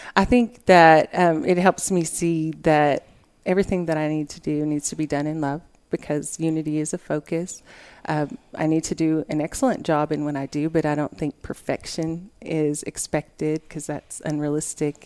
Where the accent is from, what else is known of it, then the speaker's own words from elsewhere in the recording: Lubbock, Texas, United States; I've lived in Lubbock all my life